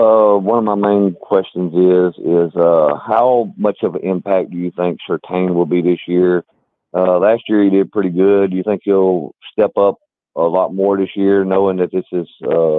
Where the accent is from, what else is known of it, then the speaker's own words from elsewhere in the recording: Southwest Louisiana, United States; moved away; My hometown down there got completely leveled